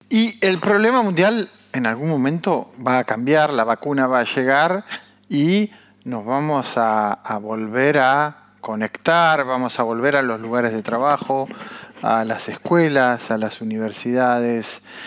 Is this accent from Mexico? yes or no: no; Argentina; como argentinos